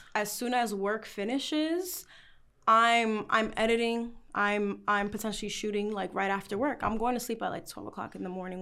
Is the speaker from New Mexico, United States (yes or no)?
no; New York City, New York, United States; I'm from the Bronx